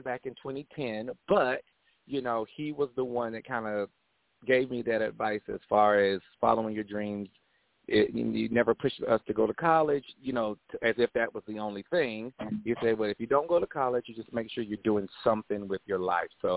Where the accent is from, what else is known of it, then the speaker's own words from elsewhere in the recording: Winston-Salem, North Carolina, United States; moved away as an adult; also born or lived in Oceanside, California; now in Atlanta, United States; I am originally from Oceanside, California, and we migrated over to Winston-Salem, North Carolina